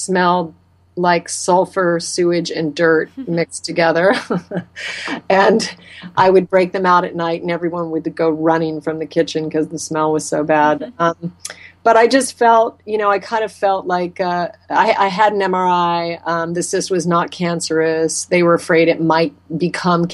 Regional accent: Alaska, United States; moved away; I was raised in Alaska, and I grew up eating game meat that my father hunted and harvested for us

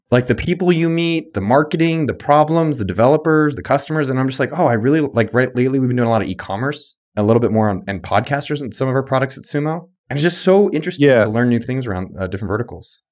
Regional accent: the Bay Area, California, United States; moved away as an adult; now in Austin, United States; I grew up in the Bay

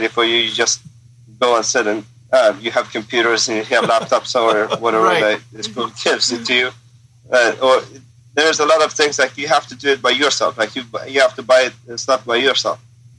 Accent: Afghanistan; So, yeah, I grew up in a pret

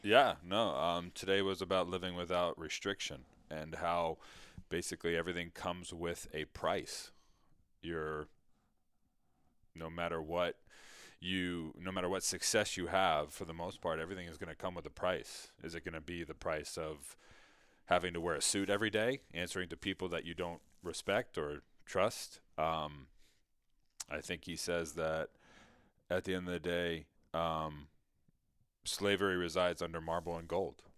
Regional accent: Mamaroneck, New York, United States; I grew up in Mamaroneck, New York, which is just outside New York City.

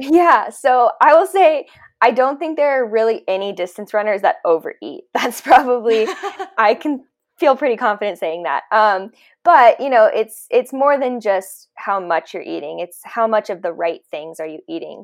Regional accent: Colorado, United States; also born or lived in San Diego, California / Nashville, Tennessee; I am from Colorado

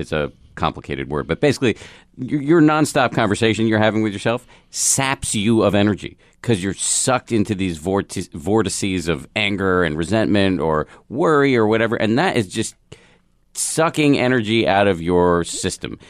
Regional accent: Massachusetts, United States; I grew up in the People's Republic of Massachusetts

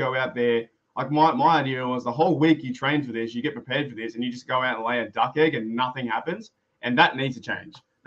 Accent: Australia; I'm Australian

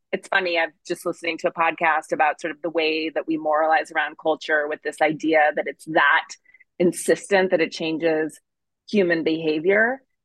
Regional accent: Montana, United States; I grew up in Montana

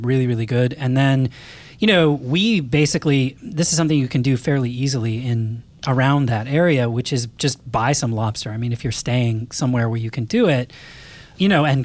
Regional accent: Portland, Maine, United States; moved away; That's my hometown

